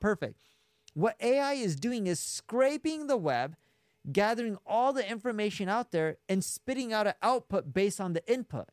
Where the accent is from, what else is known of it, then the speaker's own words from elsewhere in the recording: Orange County, California, United States; moved away as an adult; now in Las Vegas, United States; I grew up in Orange County, California